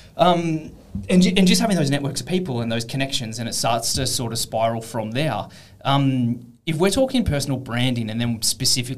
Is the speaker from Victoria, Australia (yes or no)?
no; Canberra, Australian Capital Territory, Australia; moved away as an adult; now in Perth, Australia; I grew up in Canberra, which is a very public service based city